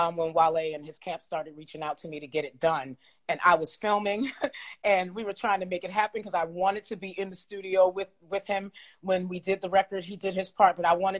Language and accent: English; New York City, New York, United States; I grew up in the Edgemere Projects in New York City.